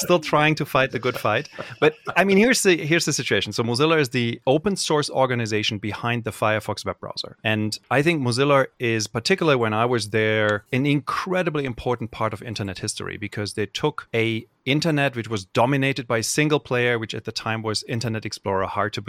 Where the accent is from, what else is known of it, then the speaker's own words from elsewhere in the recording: Cologne, North Rhine-Westphalia, Germany; The first time this happened to me was when I was in college, and I grew up in Cologne, Germany.